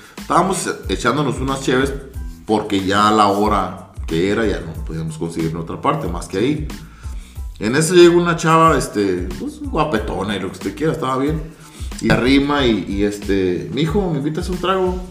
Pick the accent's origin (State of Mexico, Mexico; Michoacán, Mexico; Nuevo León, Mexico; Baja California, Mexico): Baja California, Mexico; Ensenada; now in Los Angeles, United States; vengo de, de Jalisco, soy de Ensenada, radico en Los Ángeles